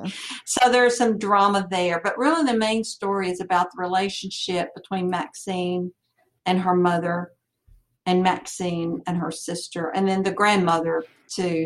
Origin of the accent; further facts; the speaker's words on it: Franklin, United States; I'm from Franklin